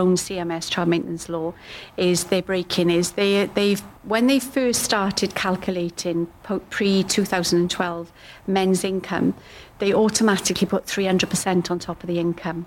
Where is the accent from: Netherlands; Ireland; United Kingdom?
United Kingdom; I'm white British